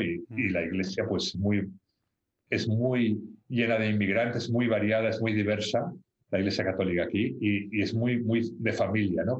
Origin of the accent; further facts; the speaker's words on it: Barcelona, Catalonia, Spain; moved away as an adult; also born or lived in London, England; now in England, United Kingdom; yo nací en Barcelona eh, y estudié allí. Eh, mi familia es de Barcelona y estudié allí.